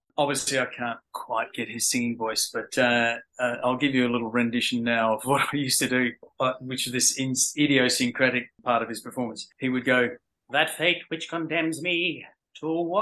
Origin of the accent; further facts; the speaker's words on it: Australia; also born or lived in London, United Kingdom; I moved to Australia when I was 10 from London